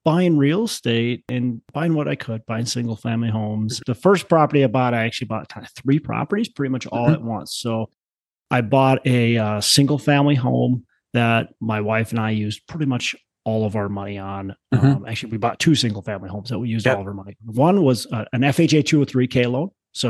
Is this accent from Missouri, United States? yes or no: no; Twin Cities, Minnesota, United States; Well, I'm from the Twin Cities, Minnesota. So born, raised, been here my whole life.